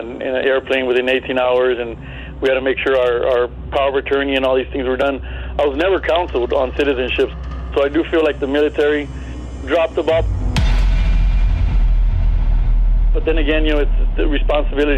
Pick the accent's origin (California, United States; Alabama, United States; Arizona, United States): California, United States; Compton; moved away as an adult; also born or lived in El Paso, Texas; I grew up in Compton, Compton, California